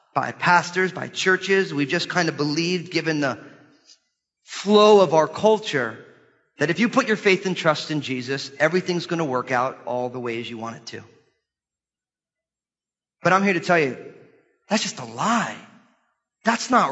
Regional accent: United States; as American Christians

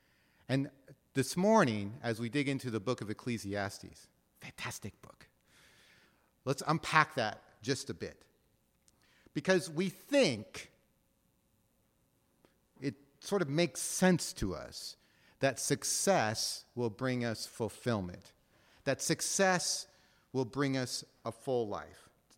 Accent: Seattle, Washington, United States; Now, recognize, I'm from Ballard, right? And you all know where Ballard is. It's on the other side of the cut, right?

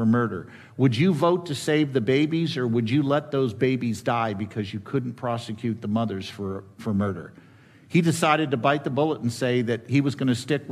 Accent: California, United States; I'm a Californian by native

